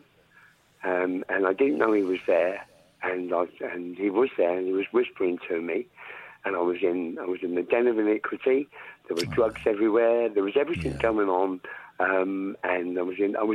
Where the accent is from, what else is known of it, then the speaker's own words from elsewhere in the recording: United Kingdom; I was 16, I come from the South